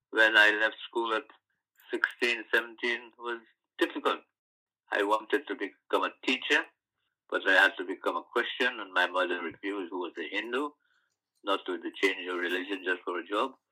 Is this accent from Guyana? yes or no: yes; Guyana; moved away as an adult; now in London, United Kingdom; I come from a sugar estate background, and growing up on the sugar estate in Guyana or in like the West Indies